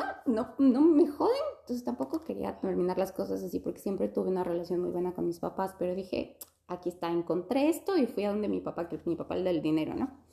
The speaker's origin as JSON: {"language": "Spanish", "country": "Ecuador", "moved": "as an adult", "lives_now": "Adelaide, Australia", "said": "yo vine cuando tenía 23 y, y vine directo de Ecuador"}